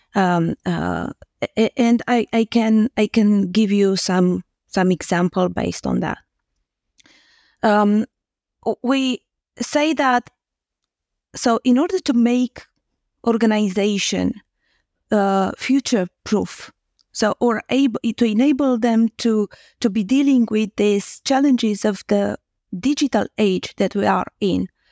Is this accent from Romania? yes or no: yes; Romania; English is a second language; I'm Romanian, so English is not my, um, native language.